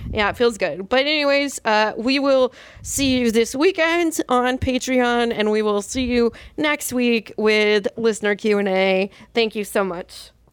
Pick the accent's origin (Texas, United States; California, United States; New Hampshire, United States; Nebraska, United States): California, United States; moved away as an adult; now in New York, United States; I'm a Californian